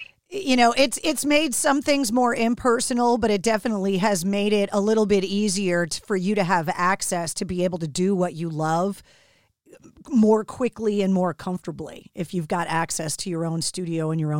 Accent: Northeast, United States; growing up on the East Coast, it took me traveling to the West Coast to understand why your music sounded the way that it did.

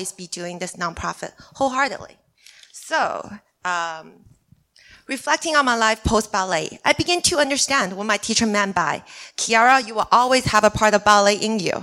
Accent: China; English is a second language; moved away; I'm from China

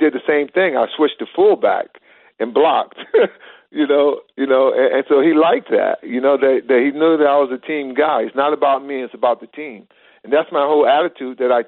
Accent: Midwest, United States; I'm from the Midwest, and I keep my Midwest values with me

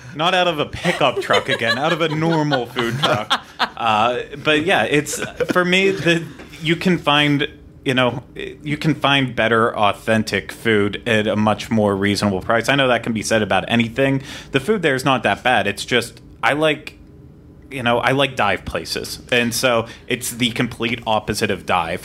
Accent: Western Pennsylvania, United States; now in Orlando, United States; growing up in Western Pennsylvania

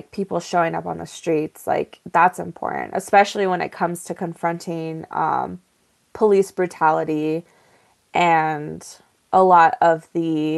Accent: Sandia Pueblo, New Mexico, United States; I am from Sandia Pueblo

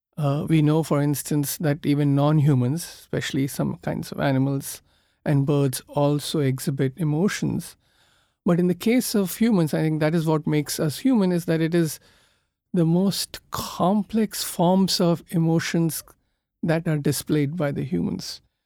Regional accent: Kolkata, West Bengal, India; I come from Calcutta, which is considered to be now one of the most polluted cities in the world.

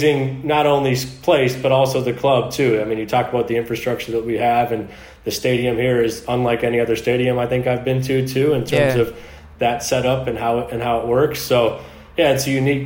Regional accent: United States; moved away as an adult; being an American

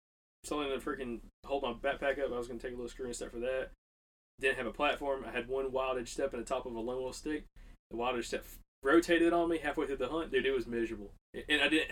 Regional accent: Alabaster, Alabama, United States; where we're from, like, Alabaster

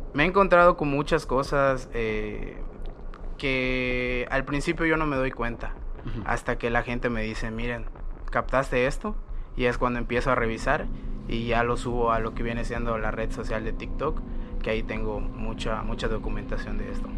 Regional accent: Mérida, Yucatán, Mexico; soy explorador urbano de Mérida, Yucatán.

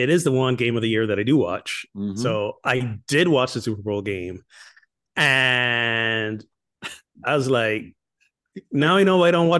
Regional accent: Barbados; I'm from Barbados. I'll be all right. I think I'll be all right.

